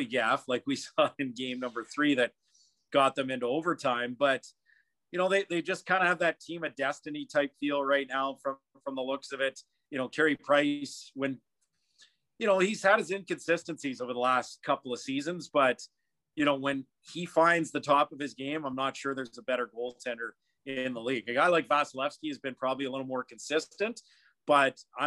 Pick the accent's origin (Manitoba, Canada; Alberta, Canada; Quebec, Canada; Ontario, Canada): Alberta, Canada; Edmonton; also born or lived in British Columbia; now in Ottawa, Canada; I grew up in Edmonton, lived in BC, and you know, been in Ottawa 15 years.